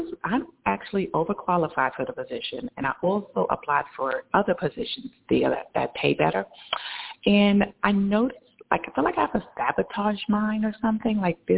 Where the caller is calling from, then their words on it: New York, United States; I'm in New York.